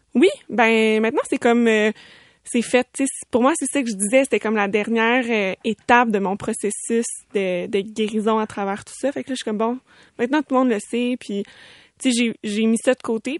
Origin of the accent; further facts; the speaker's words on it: Sainte-Julie, Quebec, Canada; je viens de Sainte-Julie